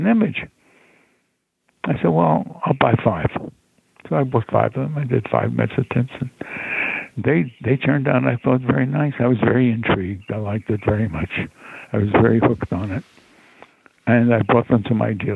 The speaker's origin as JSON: {"language": "English", "town": "Laurelton", "country": "United States", "tie": "born or raised there", "said": "I grew up in Laurelton, and it was very undeveloped at that time"}